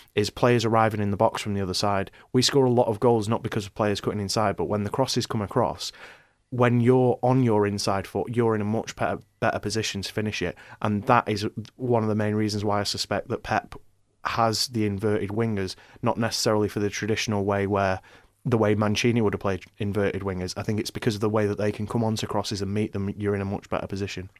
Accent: Ireland; moved away as an adult; also born or lived in Manchester; I'm, I'm from Manchester, but I, I, I mostly grew up in Ireland, um, uh, you know, moved there when I was younger.

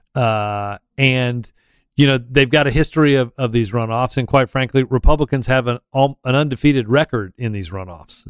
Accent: Auburn, Alabama, United States; I'm from Auburn

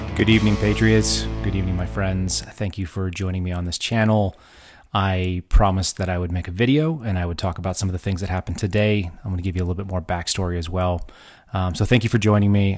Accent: Texas, United States; moved away; also born or lived in Oklahoma / California / Washington, D.C.; I grew up in Texas.

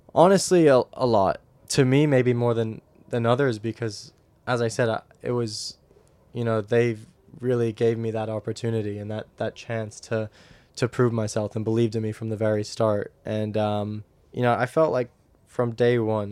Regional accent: United States; moved away

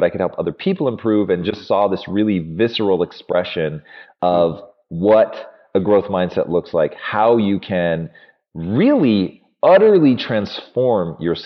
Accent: Tacoma, Washington, United States; I grew up in Tacoma, Washington

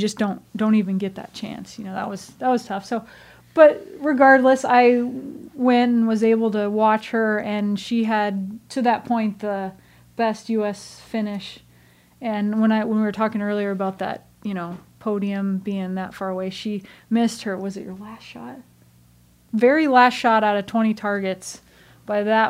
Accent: United States; we, as Americans

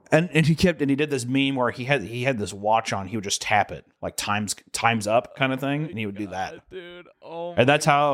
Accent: the Bible Belt, United States; growing up in the Bible Belt, we weren't super religious

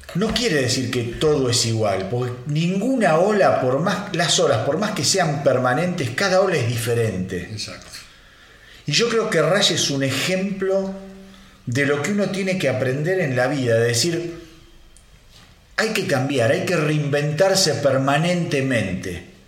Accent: Argentina; Como argentino

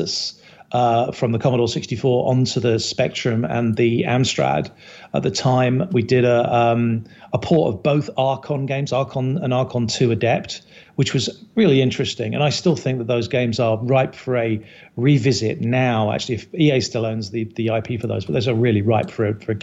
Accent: Herne Bay, South East England, United Kingdom; moved away as an adult; also born or lived in Chicago; now in United States; I'm from Kent. So I'm from a little town called Herne Bay. Just north of Canterbury. I spent way too many years there

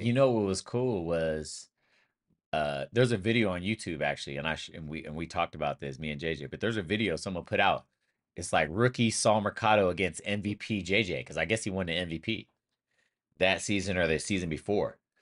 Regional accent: Sacramento, California, United States; moved away; I'm originally from Sacramento, California

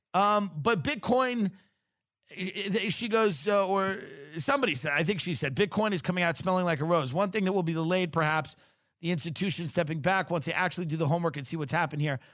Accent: Long Island, New York, United States; I'm from Long Island

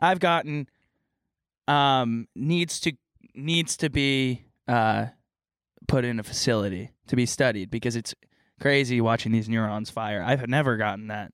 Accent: Texas, United States; Southern, I'm from Texas.

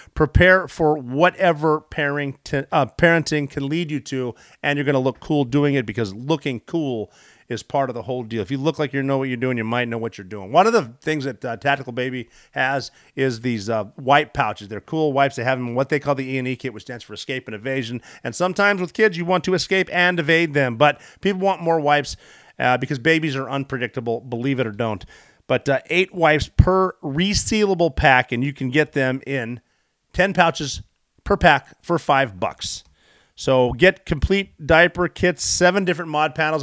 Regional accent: Butte, Montana, United States; I'm from Butte, Montana

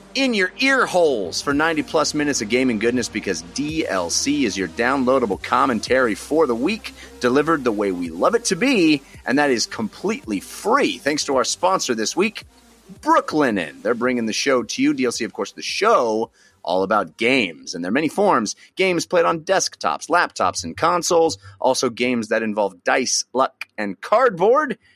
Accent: Bay Area, California, United States; I grew up in the Bay Area

